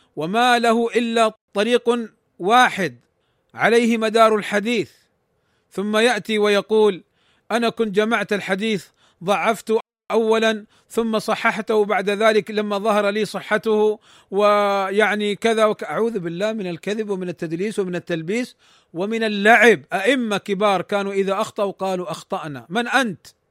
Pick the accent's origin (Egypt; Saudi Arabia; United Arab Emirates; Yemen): Saudi Arabia; عندنا في المملكة العربية السعودية